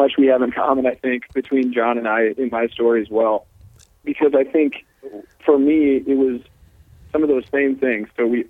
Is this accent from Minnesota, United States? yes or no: yes; Maple Lake, Minnesota, United States; I grew up in Maple Lake, Minnesota, another small rural town. One of seven kids as well. So, you know, big Catholic family.